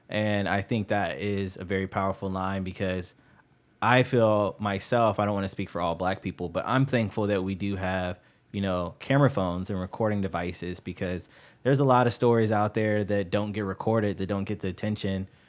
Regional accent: Chicago, Illinois, United States; now in Ohio, United States; I grew up in Chicago

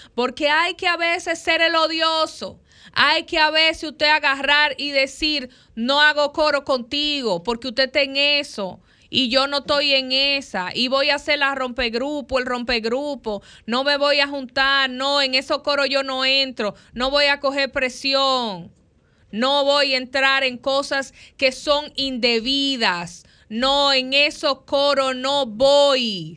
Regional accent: Dominican Republic; somos como dominicanos y como dominicanas

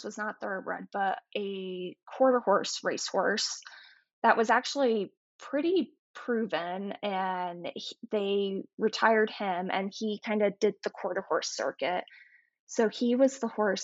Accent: North Carolina, United States; I grew up in North Carolina

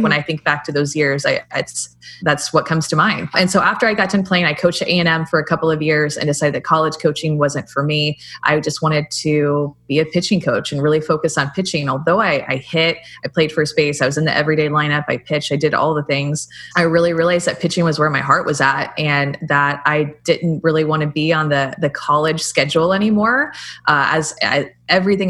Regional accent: Houston, Texas, United States; I was born in Houston, Texas. I'm a Texan.

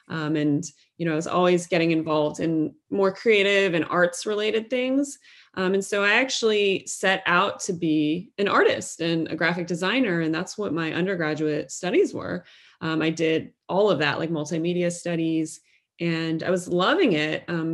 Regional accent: Midwest, United States; I had never been exposed to growing up in the Midwest of the United States

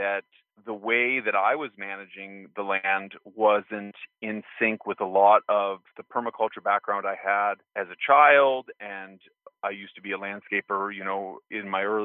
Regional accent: Santa Fe, New Mexico, United States; where I grew up in Santa Fe, New Mexico, we had permaculture property, a homestead

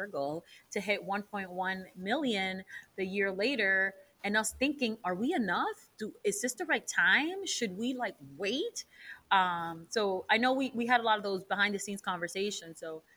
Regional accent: New York City, New York, United States; growing up in the Heights

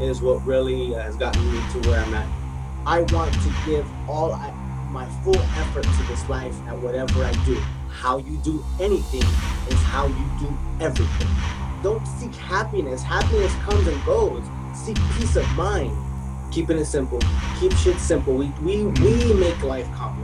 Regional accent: Los Angeles, California, United States; born in Los Angeles

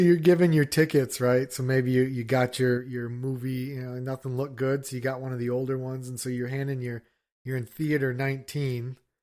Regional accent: United States; I'm an American

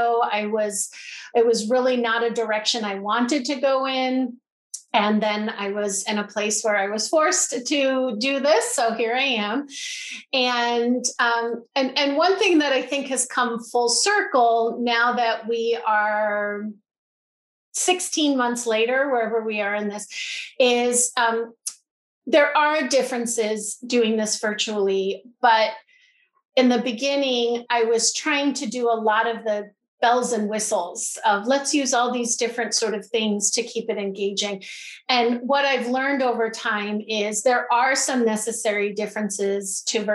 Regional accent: Boston, Massachusetts, United States; now in Baltimore, United States; I'm originally from Boston, Massachusetts

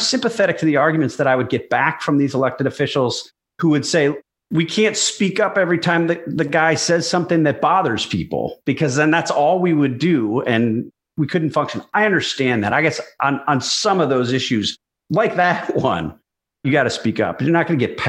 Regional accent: Milwaukee, Wisconsin, United States; I grew up outside of Milwaukee.

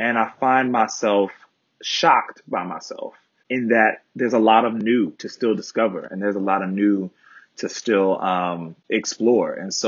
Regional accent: Baltimore, Maryland, United States; oftentimes when I meet people and I tell them I'm from Baltimore, they say congratulations on making it out.

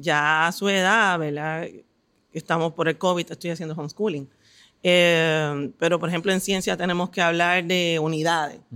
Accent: Toa Baja, Puerto Rico; moved away as an adult; now in Quebradillas, Puerto Rico; me crié en Levitown, Baja

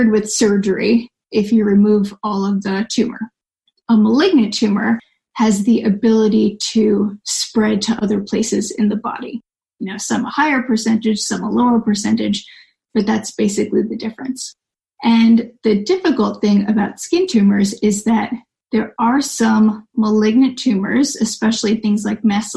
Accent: New York, United States; now in Southern California, United States; I'm from New York

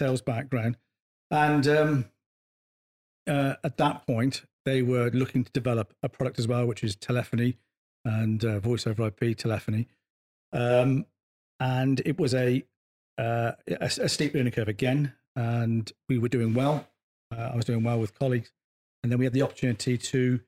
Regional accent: Bristol, South West England, United Kingdom; I came from Bristol White High School, so a pretty tough school back in the 80s

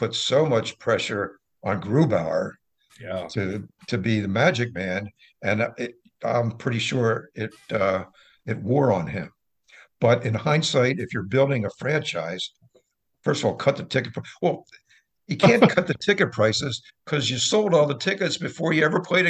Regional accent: Philadelphia, Pennsylvania, United States; also born or lived in Wilmington, United States; I grew up in Wilmington and Philadelphia, and I was a Flyers fan.

